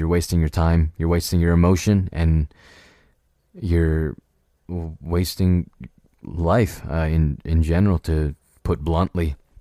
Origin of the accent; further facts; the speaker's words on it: United States; I was born in America, so I guess this is my mother country